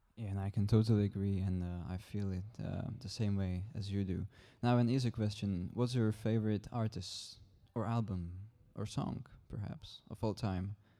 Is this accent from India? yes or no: no; Czechia; English is a second language; moved away as an adult; now in Struer, Denmark; I am twenty. I come from the Czech Republic